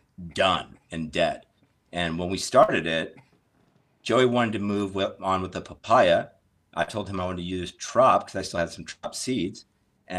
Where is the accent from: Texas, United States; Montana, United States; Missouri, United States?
Missouri, United States; St. Louis; originally I'm from the Midwest, St. Louis